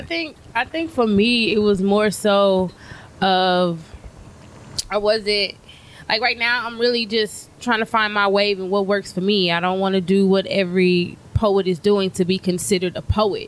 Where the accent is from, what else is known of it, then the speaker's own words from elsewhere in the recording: Louisiana, United States; moved away as an adult; now in Texas, United States; I'm from Texas, but okay. I say I'm Texas made but Louisiana raised.